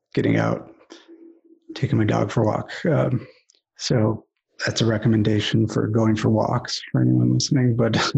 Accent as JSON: {"language": "English", "town": "Ann Arbor", "region": "Michigan", "country": "United States", "tie": "born or raised there", "also_born_or_lived": "Los Angeles, California", "moved": "as an adult", "said": "I grew up here in Ann Arbor, Michigan."}